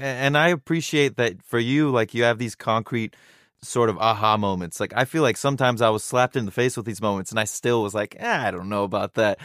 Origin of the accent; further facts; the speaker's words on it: Irvine, California, United States; growing up in Irvine